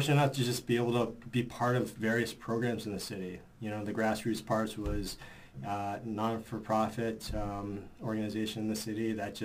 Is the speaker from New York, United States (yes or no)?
yes; New York City, New York, United States; as a New Yorker